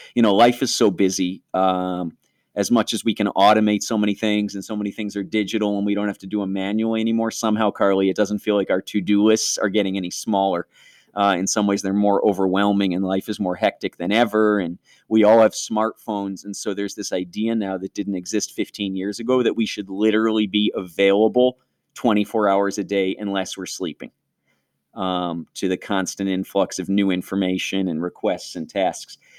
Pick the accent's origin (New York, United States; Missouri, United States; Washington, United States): New York, United States; growing up in New York State public schools